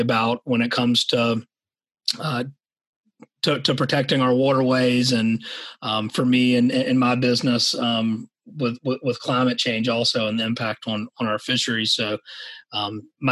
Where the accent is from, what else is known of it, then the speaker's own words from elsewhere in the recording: Savannah, Georgia, United States; I grew up in Savannah, Georgia, here in the low country